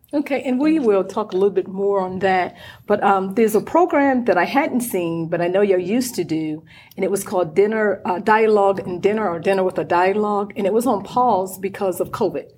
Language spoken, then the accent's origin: English; North Carolina, United States; I'm from North Carolina